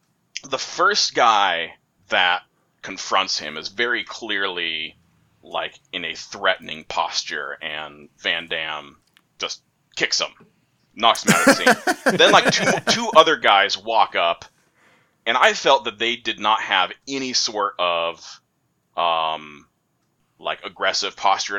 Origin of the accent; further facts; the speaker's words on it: Hong Kong; I was raised in Hong Kong and my brother was raised in Belgium, but we have the same accent.